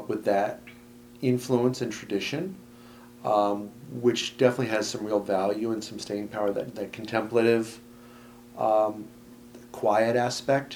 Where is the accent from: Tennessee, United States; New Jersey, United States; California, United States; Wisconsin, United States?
New Jersey, United States; Haddonfield; also born or lived in Philadelphia, Pennsylvania / West Collingswood, New Jersey; when I was about six, I was in first grade, I remember, we moved to Haddonfield, New Jersey